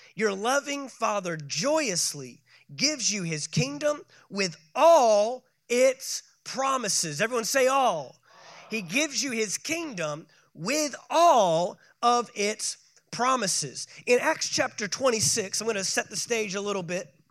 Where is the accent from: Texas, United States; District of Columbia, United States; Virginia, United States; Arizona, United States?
Texas, United States; moved away; my home state of Texas